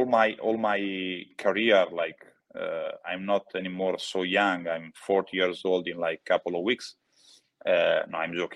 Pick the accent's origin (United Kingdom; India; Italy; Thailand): Italy; And at home, it doesn't mean like in my childhood house or in my hometown, but home it means Italy.